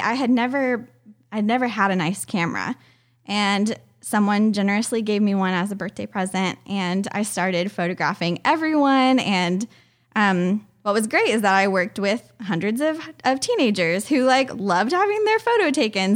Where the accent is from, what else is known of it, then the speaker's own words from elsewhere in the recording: Richmond, Virginia, United States; also born or lived in Fort Myers, Florida; most of my what I consider my childhood home is um, Richmond, Virginia. Outside of Richmond, Virginia.